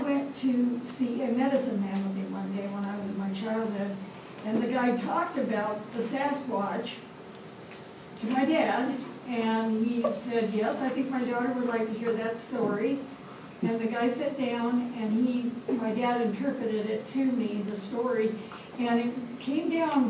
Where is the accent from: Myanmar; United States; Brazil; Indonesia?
United States; Arizona; I'm from Arizona, and I'm from the desert part of it, but my mom's from up in the upper part of it. There's the White Mountains and the Apache Reservation.